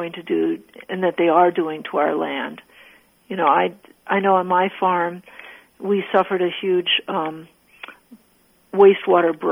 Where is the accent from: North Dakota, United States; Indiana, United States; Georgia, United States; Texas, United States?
North Dakota, United States; Bakken area; now in Minnesota, United States; I grew up on the land of the indigenous people of the three tribes, Mandan, Hidatsa, and Arikara